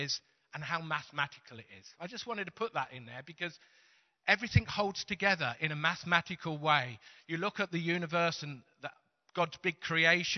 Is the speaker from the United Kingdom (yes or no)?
yes; Teesside, North East England, United Kingdom; we're from Teesside